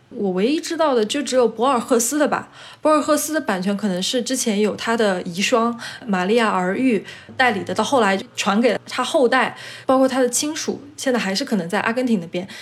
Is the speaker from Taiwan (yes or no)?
no; China; also born or lived in Chile; now in Spain; 我是中国